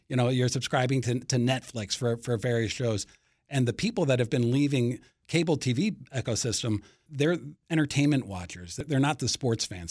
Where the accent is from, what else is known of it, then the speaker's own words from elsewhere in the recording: Washington, District of Columbia, United States; I'm a local, uh, local kid, so I grew up in D C, one of the D C natives